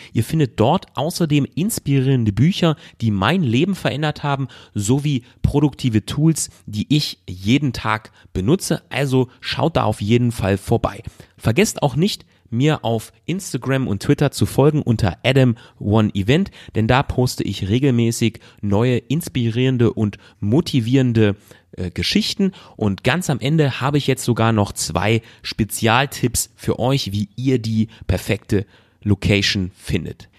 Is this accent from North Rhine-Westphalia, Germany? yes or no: yes; North Rhine-Westphalia, Germany; ich komme aus NRW